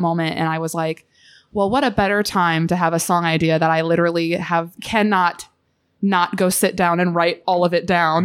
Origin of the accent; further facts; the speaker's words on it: Southern Illinois, United States; I'm from Southern Illinois